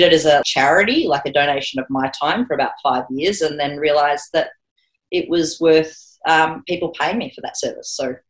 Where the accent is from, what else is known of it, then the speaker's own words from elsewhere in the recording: Australia; the first thing I should clarify is we're Australian girls in gis.